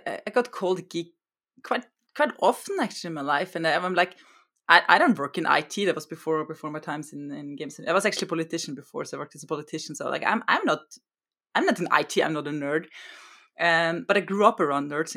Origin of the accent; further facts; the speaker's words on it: Austria; first language German; English is a second language; now in Norway; I come from Austria